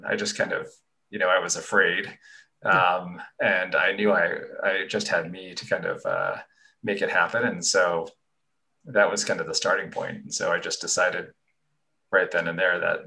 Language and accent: English; Connecticut, United States; moved away as an adult; also born or lived in Santa Barbara, California; I grew up in Connecticut where it was cold and rainy